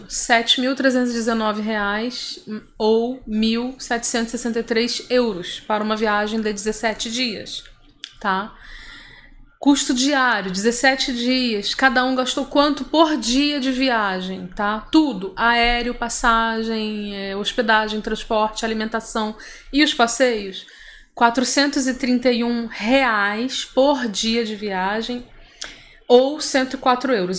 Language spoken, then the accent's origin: Portuguese; Rio de Janeiro, Brazil; now in São Paulo, Brazil; eu sou carioca